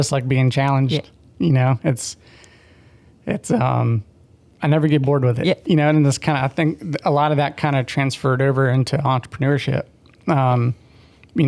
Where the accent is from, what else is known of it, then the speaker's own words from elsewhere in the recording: Florida, United States; I grew up actually in Florida.